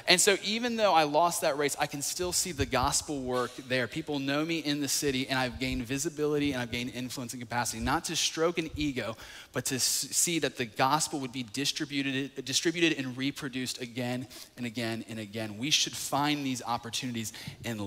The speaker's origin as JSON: {"language": "English", "region": "North Carolina", "country": "United States", "tie": "born or raised there", "moved": "as an adult", "lives_now": "Atlanta, United States", "said": "I grew up in North Carolina. First 20 years of my life was there"}